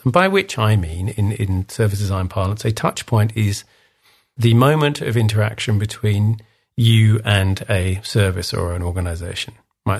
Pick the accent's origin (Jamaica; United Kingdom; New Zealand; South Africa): United Kingdom; England; I'm English, as you can hear